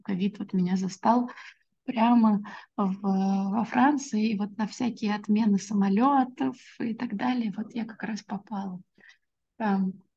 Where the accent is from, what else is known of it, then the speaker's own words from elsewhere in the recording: Orenburg, Orenburg Oblast, Russia; я родилась в многонациональном городе. Я родилась в Оренбурге